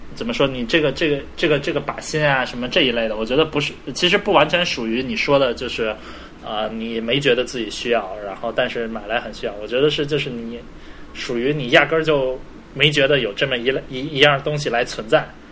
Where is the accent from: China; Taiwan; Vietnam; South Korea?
China; 作为中国人，我不过圣诞节，但是新年过后呢，就马上就要春节了